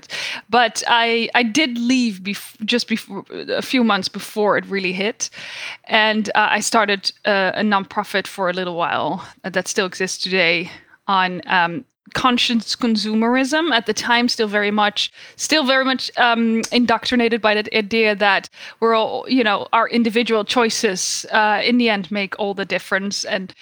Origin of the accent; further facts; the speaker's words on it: Netherlands; moved away as an adult; now in United States; I was born and raised in the Netherlands.